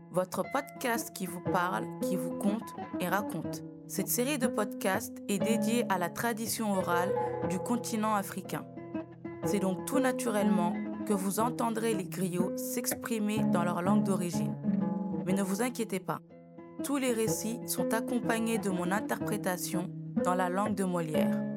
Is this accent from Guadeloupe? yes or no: no; Sandoukouank, Upper River, Gambia; born there; Bonjour, c'est votre griot … qui vient à nouveau vous enseigner une nouvelle histoire. Je suis né à Sandoukouank dans la province de Bassé en Gambie.